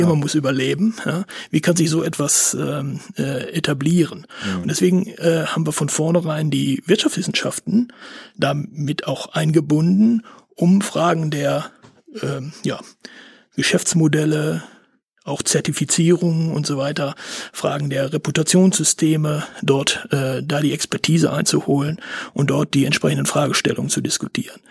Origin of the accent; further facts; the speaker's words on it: Bielefeld, North Rhine-Westphalia, Germany; also born or lived in Paderborn; Ich äh, bin gebürtiger Bielefelder